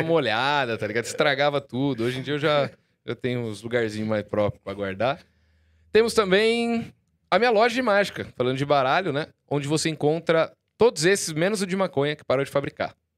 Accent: Jaú, São Paulo, Brazil; lá em Jaú, minha cidade natal

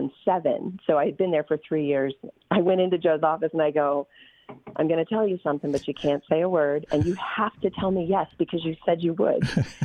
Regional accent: Okinawa, Japan; I grew up in Okinawa, Japan. So I was used to the Oriental sort of, feel.

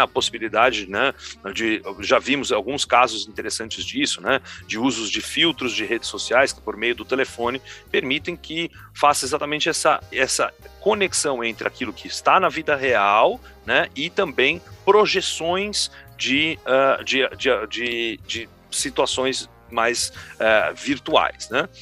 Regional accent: São Paulo, Brazil; Eu sou de São Paulo, natural de São Paulo, capital

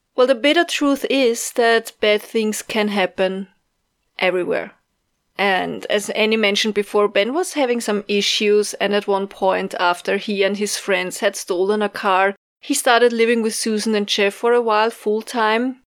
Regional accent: Austria; from Austria

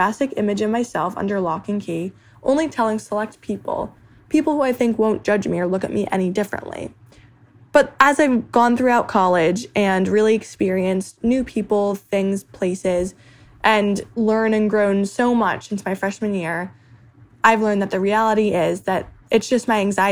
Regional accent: New Jersey, United States; moved away as an adult; now in Pittsburgh, United States; I'm from New Jersey and I'm 21 years old

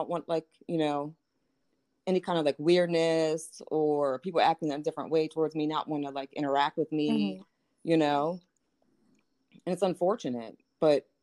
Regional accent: Baltimore, Maryland, United States; moved away as an adult; now in Hagerstown, United States; I'm from Baltimore

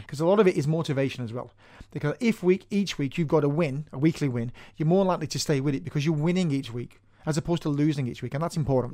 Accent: Manchester, North West England, United Kingdom; moved away as an adult; now in Ireland; I'm originally from Manchester in Northern England, and I moved over here 20 years ago

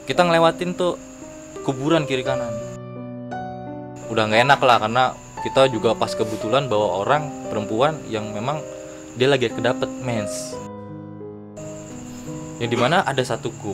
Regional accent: Bogor, West Java, Indonesia; now in Jakarta, Indonesia; Gue dari Bogor Nih datang ke Jakarta karena ada undangan dari Lentera Maram

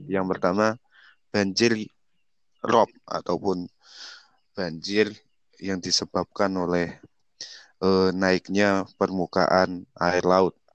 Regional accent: Talun, Central Java, Indonesia; daerah-daerah seperti Kecamatan Talun, desa saya, kecamatan saya, Kecamatan Petung Riono, Lebak Barang, Paninggaran, Kandang Serang itu merupakan kawasan-kawasan eh, dataran tinggi

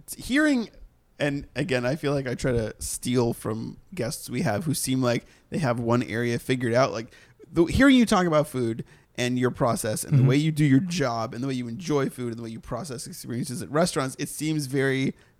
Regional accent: Boston, Massachusetts, United States; Just coming from Boston, there's good food in Boston. I'm from Boston.

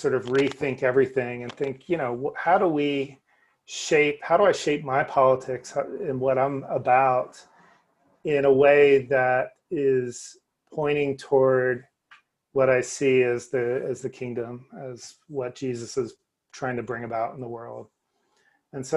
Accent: New Jersey, United States; I grew up in New Jersey

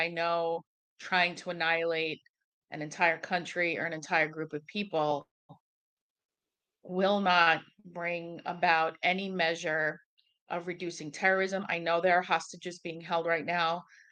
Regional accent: Egypt; now in United States; I was born in Egypt.

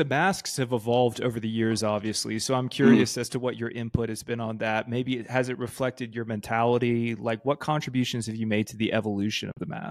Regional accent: Georgia, United States; now in Los Angeles, United States; I'm from Georgia, obviously, as I mentioned, live in LA, but you know, I'm a Southern guy at heart.

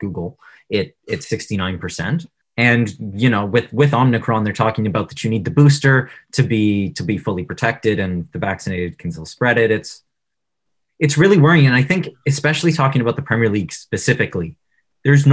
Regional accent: Ontario, Canada; We're all from Ontario

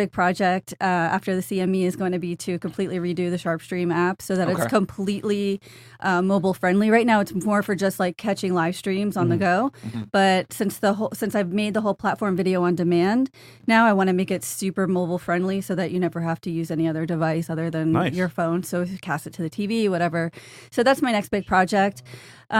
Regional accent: South Florida, United States; moved away as an adult; I'm from South Florida. I lived here 30-something years and moved up north for a job

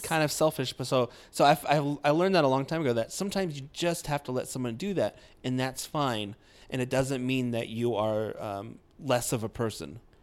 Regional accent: Iowa, United States; I'm from Iowa

